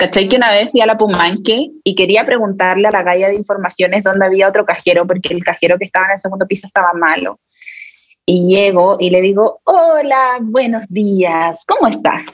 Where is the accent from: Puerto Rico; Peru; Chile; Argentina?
Chile; en mi país, yo vivo acá en Chile